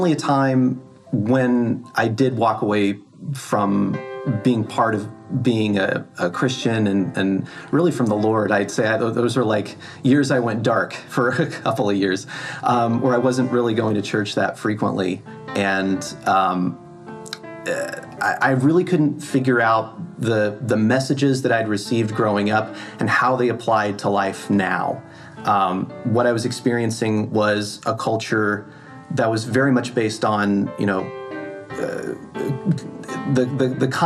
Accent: Norman, Oklahoma, United States; moved away as an adult; also born or lived in Dallas, Texas; now in Los Angeles, United States; I've lived in Los Angeles for about 15 years now, and I'm originally from Norman, Oklahoma.

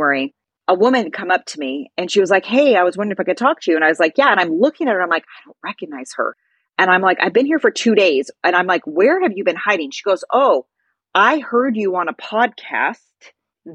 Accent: California, United States; I'm from the US, I'm from California

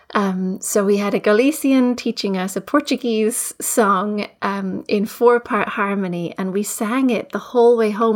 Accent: Edinburgh, Scotland, United Kingdom; moved away as an adult; also born or lived in Fife; now in Nova Scotia, Canada; I was raised in Edinburgh and uh, also, also in Fife, I'm now living in, in Nova Scotia

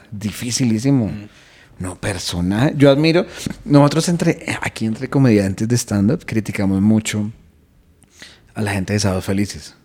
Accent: Colombia; also born or lived in London; de Colombia

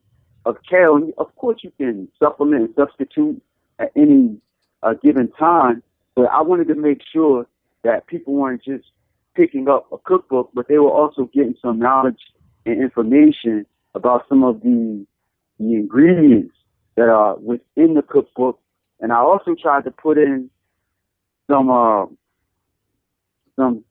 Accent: Paterson, New Jersey, United States; my hometown, Patterson

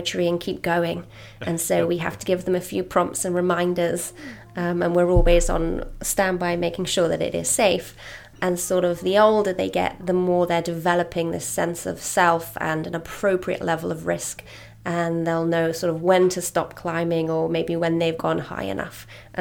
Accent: London, United Kingdom; moved away as an adult; now in New York City, United States; from London. So my school experience, a state primary school in London and secondary school

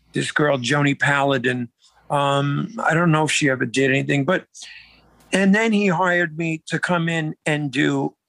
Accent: New York City, New York, United States; moved away as an adult; also born or lived in Staten Island, New York; now in San Antonio, United States; I was born in Brooklyn, New York. Okay. I was born in Brooklyn, grew up in Brooklyn. It was in Brooklyn until I was about 12 years old. And then moved out to Staten Island

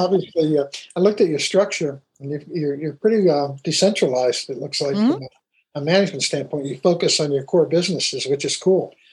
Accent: Pittsburgh, Pennsylvania, United States; I grew up in Pittsburgh

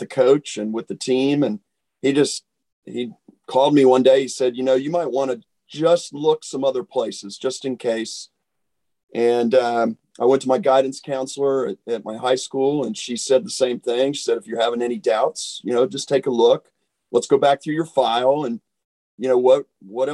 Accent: Columbus, Ohio, United States; moved away as an adult; I grew up in Columbus, Ohio

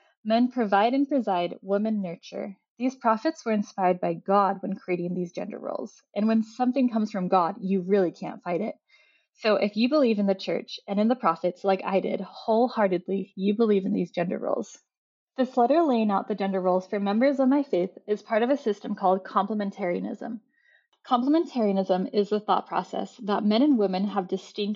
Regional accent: Utah, United States; I grew up in Utah

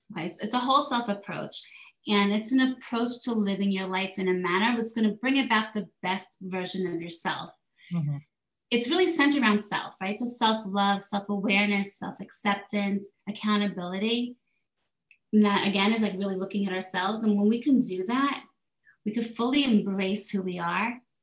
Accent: South Korea; moved away; I was raised in South Korea. My mother's Korean

